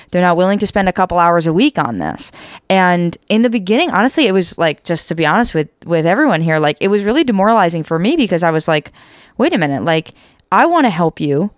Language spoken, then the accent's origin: English; United States; we're American, in case you can't tell